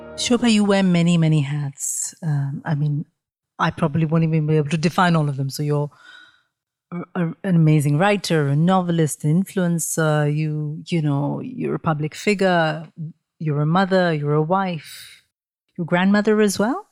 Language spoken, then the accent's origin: English; Mumbai, Maharashtra, India; I grew up in Mumbai as a sort of very naive thirteen-year-old in a very traditional family in Mumbai